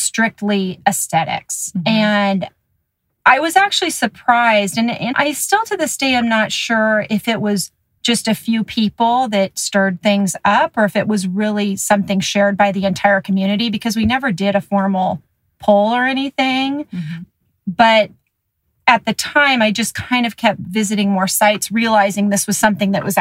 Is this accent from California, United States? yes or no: yes; Los Altos, California, United States; growing up in Los Altos and at Springer specifically